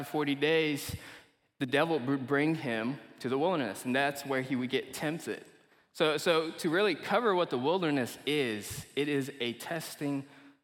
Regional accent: Kuala Lumpur, Malaysia; moved away; also born or lived in Eureka, Missouri, United States; I'm originally from Malaysia. I was born and raised in Kuala Lumpur, Malaysia, and we ended up moving to the United States around 2009. To a small town in Missouri called Eureka.

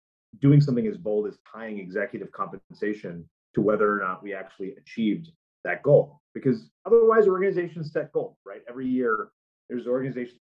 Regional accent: United States; as an American, as a person who lives in this society

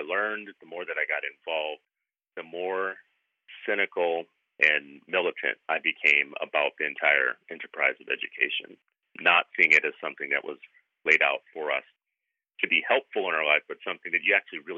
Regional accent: the South, United States; moved away; I grew up in the South.

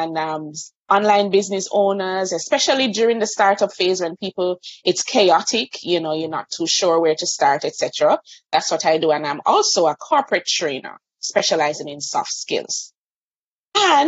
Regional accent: Kingston, Jamaica; I'm from Kingston, Jamaica. So I have the privilege of living on an island

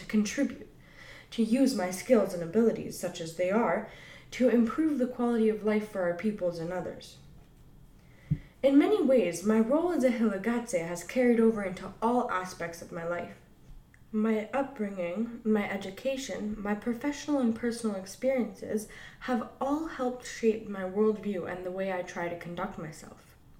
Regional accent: British Columbia, Canada; I come from the Musqueam Tsleil-Waututh Lhkwaqeluk people of Northern Vancouver Island, who are part of the Kwakwaqeluk, also known as the Kwakwala-speaking peoples.

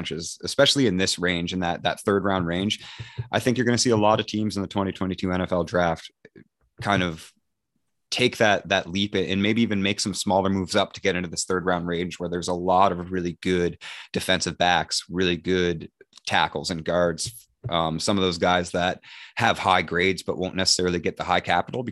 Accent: New Brunswick, Canada; I'm from New Brunswick. We are bilingual, though.

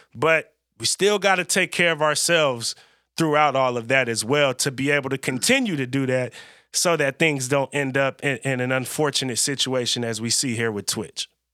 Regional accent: California, United States; now in Oregon, United States; I'm born and raised in California

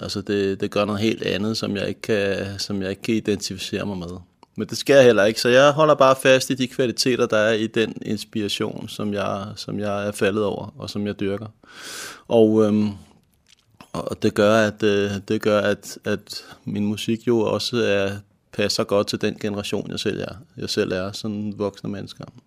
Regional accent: Helsingør, Capital Region of Denmark, Denmark; also born or lived in Nørrebro, Copenhagen; jeg er født på Nørrebro i København og boede i København til jeg var syv år gammel, og så flyttede familien og tog mig med heldigvis til Helsingør i 1970, hvor jeg så har huseret her siden

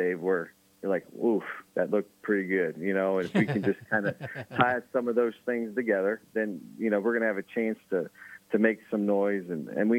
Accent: Jackson, United States; moved away; my hometown in Jackson, where I coached high school before this

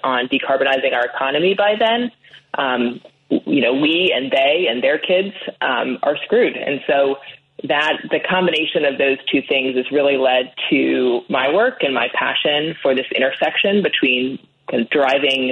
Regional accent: Annapolis, Maryland, United States; I grew up in Annapolis, Maryland

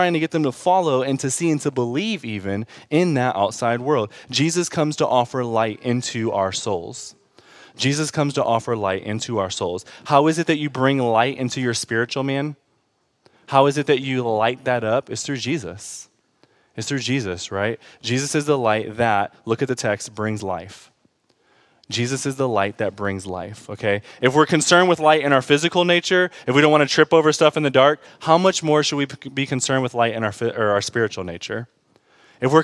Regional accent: Detroit, Michigan, United States; I grew up in Detroit

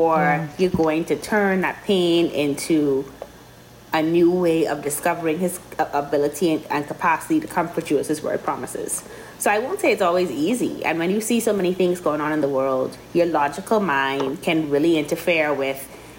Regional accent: Grand Bahama, Bahamas; also born or lived in Miami; I grew up in Christ the King in Grand Bahama

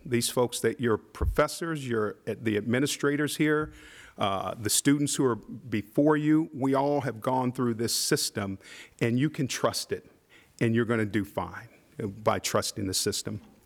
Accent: Midwest, United States; I'm from the Midwest.

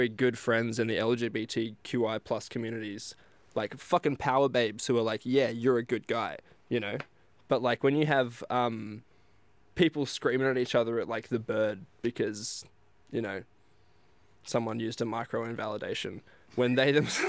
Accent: Geraldton, Western Australia, Australia; I grew up in Geraldton getting beaten up by Indigenous people, every day

